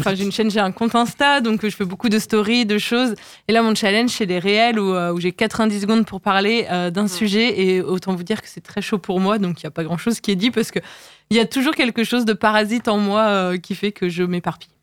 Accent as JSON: {"language": "French", "town": "Le Mans", "region": "Pays de la Loire", "country": "France", "tie": "born or raised there", "said": "je suis née au, Mans, j'ai toujours vécu là."}